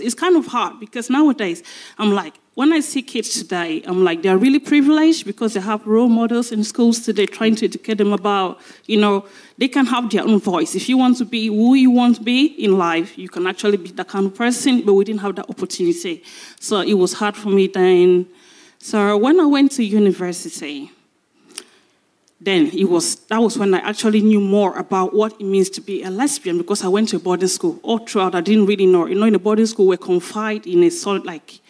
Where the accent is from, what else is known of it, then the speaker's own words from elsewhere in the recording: Cameroon; now in United Kingdom; I'm from Cameroon, yeah. In my country, it was really difficult for me